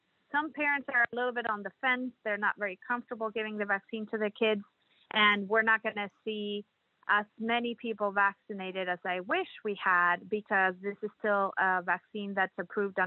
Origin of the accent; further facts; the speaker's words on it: Mexico; moved away as an adult; now in Kansas City, United States; I'm originally from Mexico